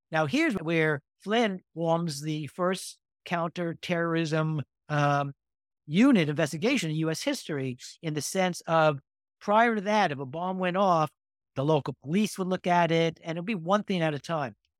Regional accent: New York, United States; moved away; also born or lived in California; I grew up in New York

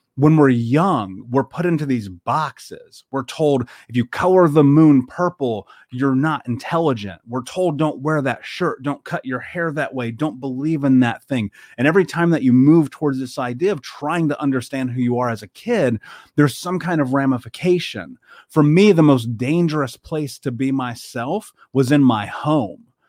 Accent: Indianapolis, Indiana, United States; I grew up in Indianapolis. I grew up in America

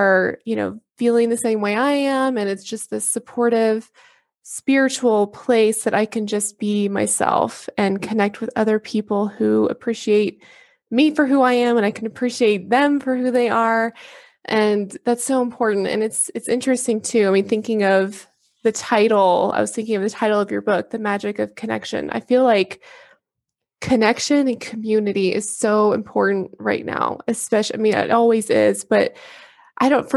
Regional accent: Texas, United States; I grew up in Texas as well.

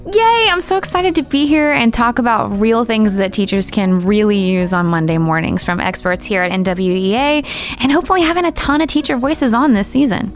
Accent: Macon, Georgia, United States; moved away as an adult; also born or lived in Decatur, Georgia; now in Portland, United States; I taught for three years in my hometown of Macon, Georgia

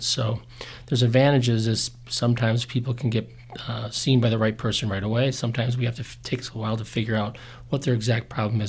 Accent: Wisconsin, United States; moved away as an adult; now in Utah, United States; I grew up in Wisconsin. I grew up skiing in Michigan, and that's what brought me to Utah was skiing.

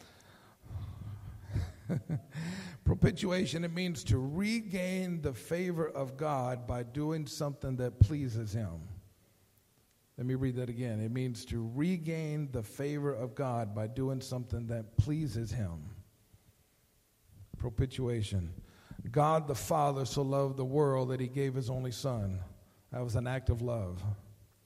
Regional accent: Hereford, Texas, United States; I'm from Hereford. I've been around cows.

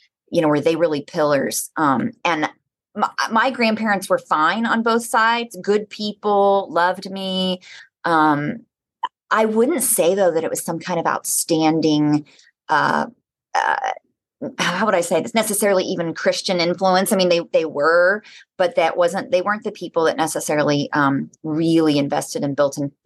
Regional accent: Oklahoma, United States; I grew up in Oklahoma

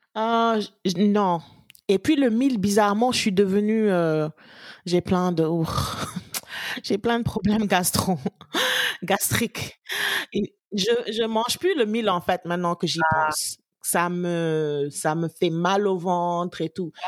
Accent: Gorée, Dakar, Senegal; j'ai grandi un peu à Gorée

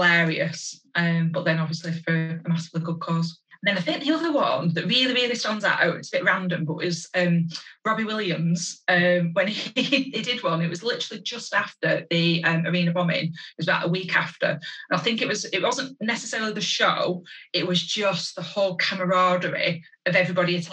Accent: Lancashire, North West England, United Kingdom; I'm actually from Lancashire.

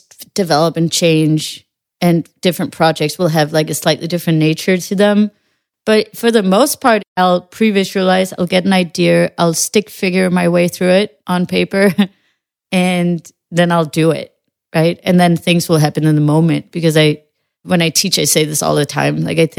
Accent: Western Jutland, Denmark; I know that the family doesn't, we're from Western Jutland, you know, you don't stand on mountains and scream your feelings

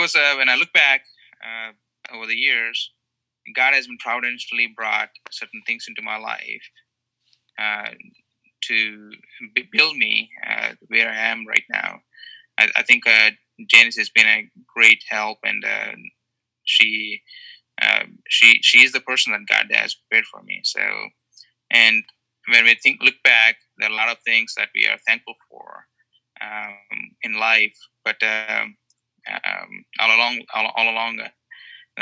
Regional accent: India; moved away as an adult; also born or lived in Canada / Connecticut; now in South Carolina, United States; I was born in India and raised in a Christian home. And I did most of my studies in India

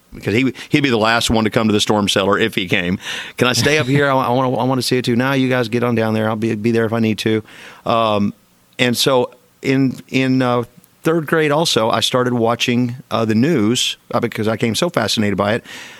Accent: Lindsay, Oklahoma, United States; now in Austin, United States; I grew up in Lindsay in Garvin County, right in the middle of Tornado Alley in South Central Oklahoma, about 40 miles south of Oklahoma City.

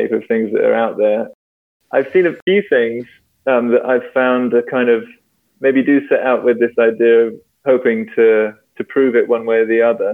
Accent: London, United Kingdom; I grew up in London

